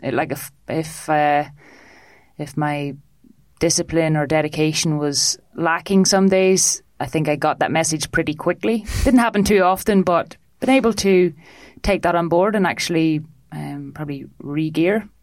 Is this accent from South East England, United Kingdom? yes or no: no; foothills of the Mourne Mountains, Northern Ireland, United Kingdom; now in Dublin, Ireland; from northern ireland um, in the little foothills of the mourne mountains